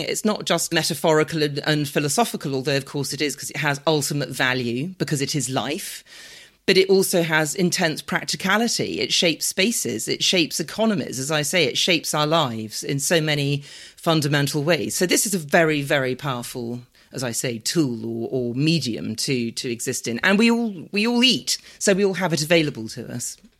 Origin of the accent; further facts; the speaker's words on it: London, United Kingdom; I'm, I'm a Londoner. I was born and bred in London.